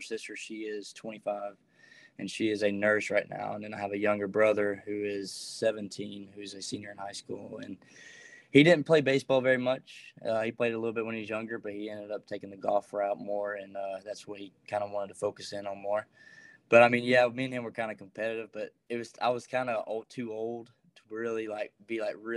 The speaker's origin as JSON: {"language": "English", "town": "Rockmart", "region": "Georgia", "country": "United States", "said": "I am from a small town in Georgia called Rockmart"}